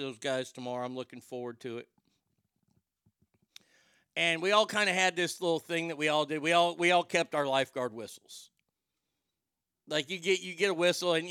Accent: Garland, Texas, United States; I'm from Garland, and we didn't really have a lot of gay people at our school

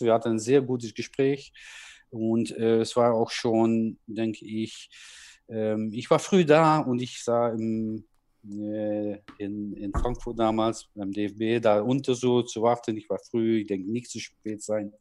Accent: Netherlands; German is a second language; moved away as an adult; now in Germany; aus meinem Land, ne, aus meinem Geburtsland

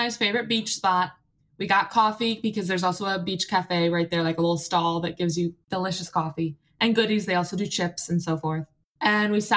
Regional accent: United States; now in Australia; I'm American

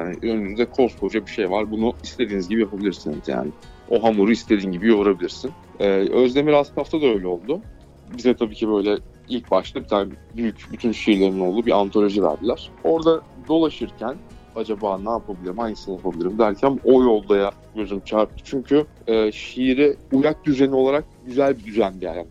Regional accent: Bursa, Turkey; Bursalı olduğum için

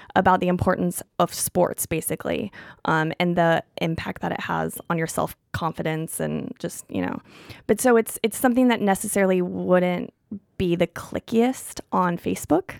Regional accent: Missouri, United States; now in New York, United States; I'm from a small town in Missouri

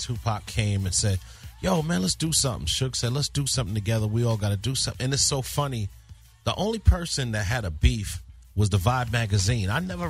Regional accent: New York, United States; I mean, we're from New York.

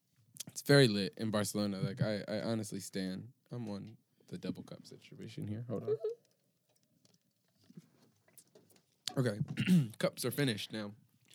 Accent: New York, United States; I'm from New York. Nice to meet you.

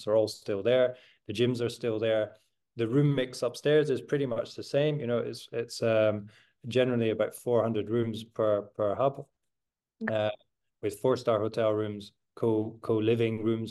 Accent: Edinburgh, Scotland, United Kingdom; now in Amsterdam, Netherlands; I'm Scottish, I'm from Edinburgh. When I left Edinburgh

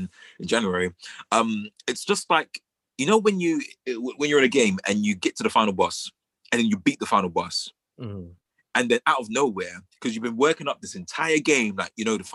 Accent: London, United Kingdom; we are from London. We're from London, England, Britain, the UK, in the middle of Southeast London

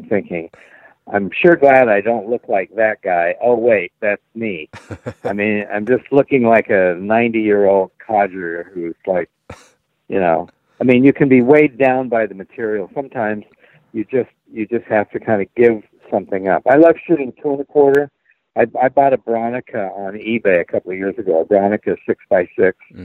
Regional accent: Salt Lake City, Utah, United States; moved away; I grew up in Salt Lake City and still consider it home.

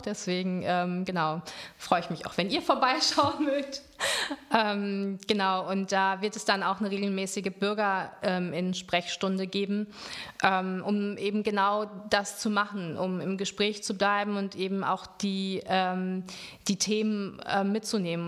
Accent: Lüdenscheid, North Rhine-Westphalia, Germany; moved away as an adult; also born or lived in Marburg; now in Cologne, Germany; ich bin in Lüdenscheid ähm, groß geworden, bin da zur Schule gegangen und nach dem Abitur bin ich dann ähm, fürs Studium nach Köln gekommen

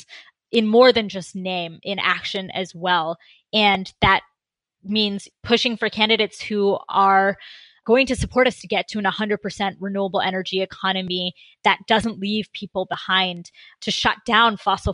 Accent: Concord, Massachusetts, United States; also born or lived in India; I was born in Concord, Massachusetts, but my family is, my parents emigrated from India

